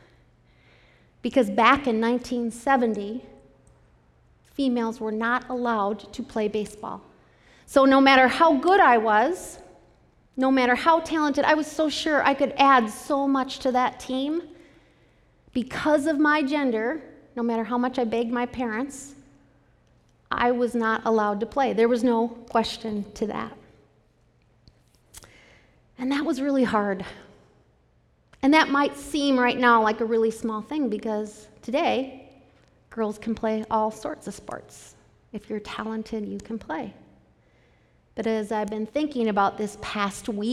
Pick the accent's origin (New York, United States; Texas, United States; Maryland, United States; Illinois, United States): Illinois, United States; Chicago; I grew up in Chicago